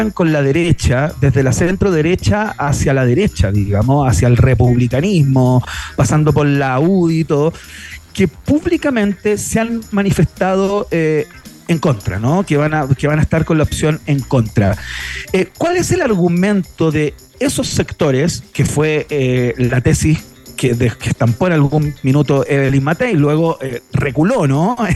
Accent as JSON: {"language": "Spanish", "country": "Chile", "said": "A veces soy un chileno en construcción, a veces soy un chileno en desánimo y a veces soy un chileno eh, absolutamente convencido."}